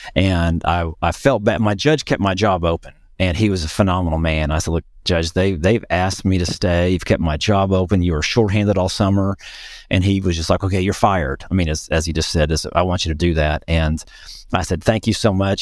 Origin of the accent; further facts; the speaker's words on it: north central Oklahoma, United States; in my hometown, uh, which is up in north central Oklahoma